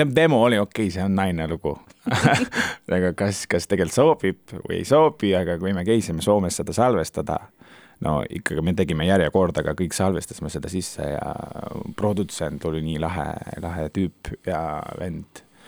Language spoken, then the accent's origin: Estonian; Turkey; Estonian is a second language; now in Estonia; mina käisin Türgist ära ja ma elan Eestis